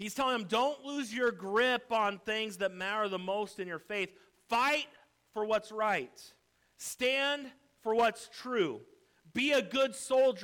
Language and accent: English; United States; I'm an American through and through.